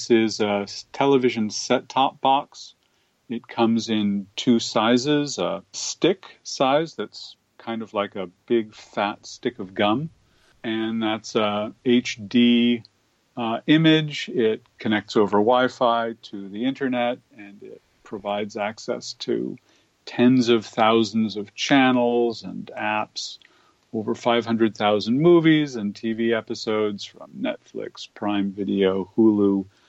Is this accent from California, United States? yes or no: yes; Berkeley, California, United States; I grew up in Berkeley, California